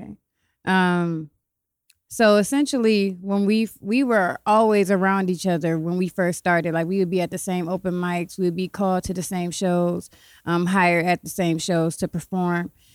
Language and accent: English; Columbus, Ohio, United States; also born or lived in Cleveland, Ohio; I'm from Columbus, Ohio. I've been living back and forth between Cleveland and Columbus my whole life